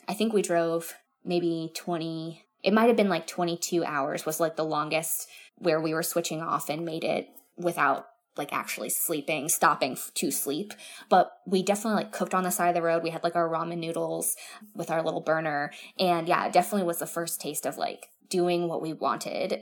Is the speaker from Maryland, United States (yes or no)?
no; Florida, United States; also born or lived in Orange County, California; we're from Florida and so we have beaches here